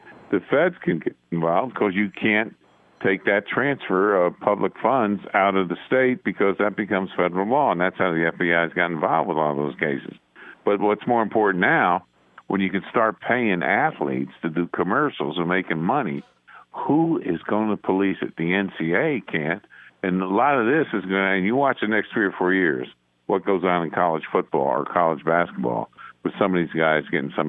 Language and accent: English; Beacon, New York, United States; I grew up in Beacon, New York, which is about 50 miles north of New York City above West Point.